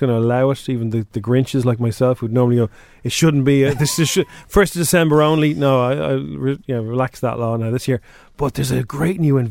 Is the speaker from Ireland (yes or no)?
yes; Ireland; It's my home country too